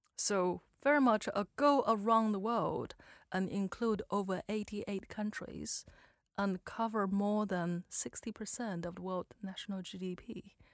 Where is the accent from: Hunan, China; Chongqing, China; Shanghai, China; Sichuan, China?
Chongqing, China; moved away; my hometown, Chongqing, in the southwest of China